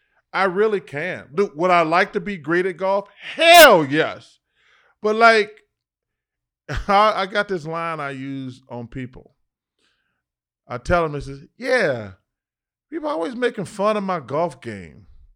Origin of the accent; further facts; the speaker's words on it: Leeds, Alabama, United States; But I always remember the wide load from Leeds, my hometown, Leeds, Alabama.